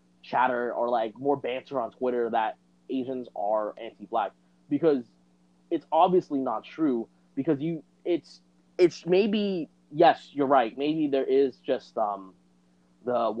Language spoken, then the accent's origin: English; United States; also born or lived in Vietnam; I came here when I was 5 from Vietnam, and I'm American citizen now